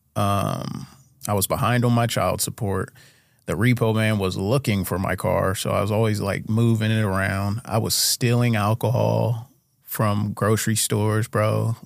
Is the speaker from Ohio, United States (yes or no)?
yes; Urbana, Ohio, United States; I grew up in Urbana, Ohio